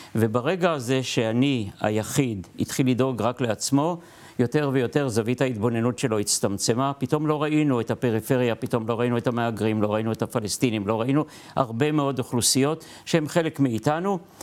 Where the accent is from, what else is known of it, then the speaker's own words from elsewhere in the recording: Lod, Central District, Israel; אני גדלתי בלוד, אבא שלי סנדלר